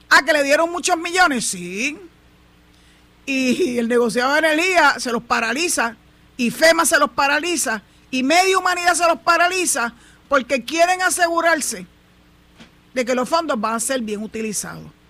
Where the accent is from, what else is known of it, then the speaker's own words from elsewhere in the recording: Puerto Rico; yo soy yo soy boricua para que tú lo sepas. Llevo 67 para 68 años, ya estoy a leído de una semana prácticamente para cumplir los 68 viviendo en este terruño